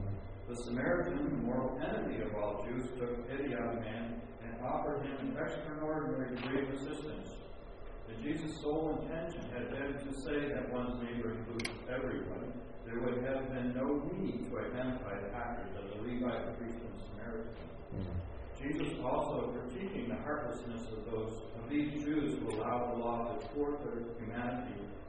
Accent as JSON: {"language": "English", "region": "California", "country": "United States", "said": "So the stories we hear about Oregon is from California. So either they don't know we're from California"}